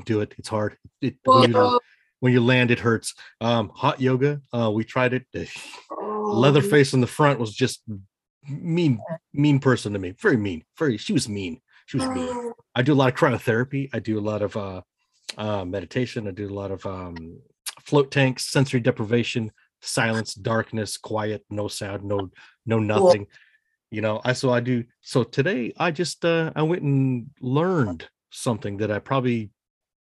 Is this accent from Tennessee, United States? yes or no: no; Thurston County, Nisqually Valley, Washington, United States; I am from initially from Thurston County in the Nisqually Valley